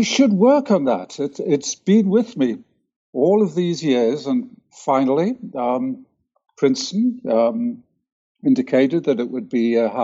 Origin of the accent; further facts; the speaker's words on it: England, United Kingdom; moved away as an adult; also born or lived in Vancouver, Canada; now in Heidelberg, Germany; as you can probably tell from the sound of my voice, I was born in England, but I lived most of my professional life in Canada, in Vancouver